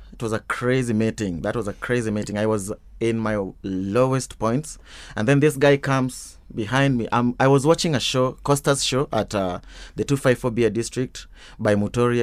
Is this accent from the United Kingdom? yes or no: no; Kisumu, Kisumu County, Kenya; moved away as an adult; also born or lived in Kakamega; now in Nairobi, Kenya; I grew up in Kisumu, uh, a place called uh, Mamboleo, uh, where my mom and dad currently live